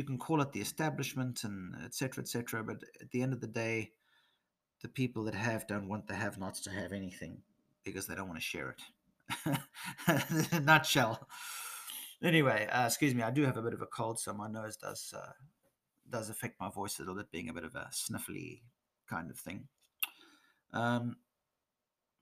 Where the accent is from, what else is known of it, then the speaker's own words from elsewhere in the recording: South Africa; moved away as an adult; also born or lived in England; now in Nordics; I'm half British. My mother's from England. I'm born in South Africa and lived here in the Nordics for the last 13 years